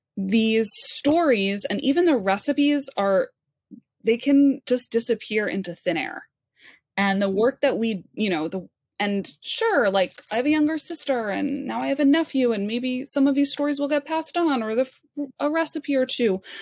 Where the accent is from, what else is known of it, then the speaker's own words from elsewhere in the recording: New York, United States; growing up in New York, I had a very, very narrowed f, view of what Jewish food was